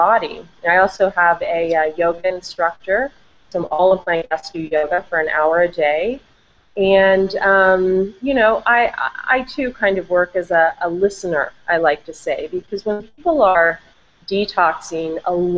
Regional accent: Vandalia, Ohio, United States; moved away as an adult; also born or lived in Del Mar, California; now in San Diego, United States; I'm from Ohio, a small town, Dayton, Vandalia, Ohio

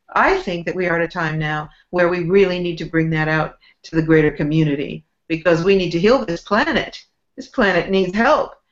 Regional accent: San Francisco Bay Area, California, United States; I grew up in San Francisco Bay Area

